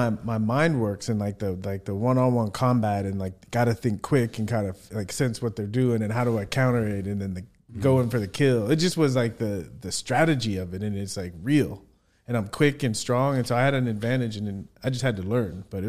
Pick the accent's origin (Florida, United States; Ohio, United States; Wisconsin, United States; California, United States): California, United States; San Diego; I grew up in San Diego, California.